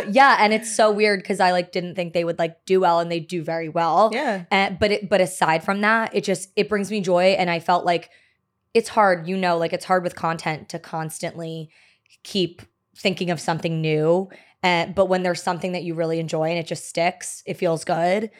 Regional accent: New Jersey, United States; also born or lived in Maryland; now in New York City, United States; I'm was born in Maryland um but grew up in Jersey. Okay. So I'm a Jersey girl

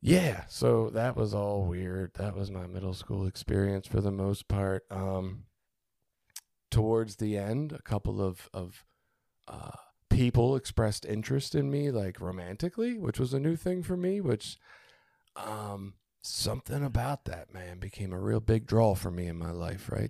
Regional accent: Baltimore, Maryland, United States; I grew up in Baltimore

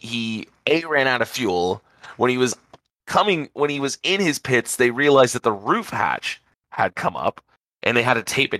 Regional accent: Florida, United States; Look, man, I mean, I'm from South

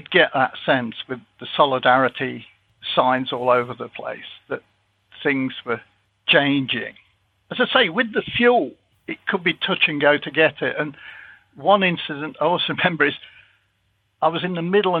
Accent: Leicester, East Midlands, United Kingdom; I come from Leicester

